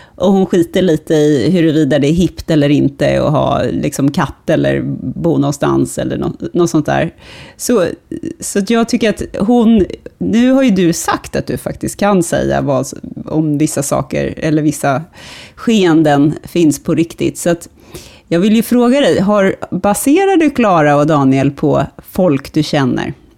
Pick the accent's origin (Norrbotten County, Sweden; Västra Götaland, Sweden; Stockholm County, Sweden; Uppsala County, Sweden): Stockholm County, Sweden; Stockholm; som stockholmare